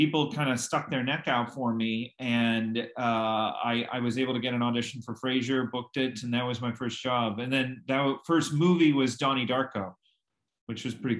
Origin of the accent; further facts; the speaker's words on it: Los Angeles, California, United States; growing up in Los Angeles